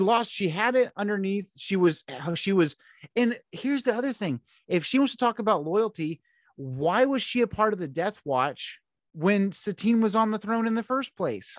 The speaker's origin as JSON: {"language": "English", "town": "Houston", "region": "Texas", "country": "United States", "said": "I'm from Houston"}